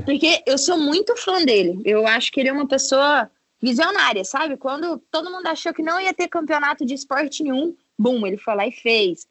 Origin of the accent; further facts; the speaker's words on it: Varginha, Minas Gerais, Brazil; Sou mineira, estamos tudo em casa, tô aqui na Flórida.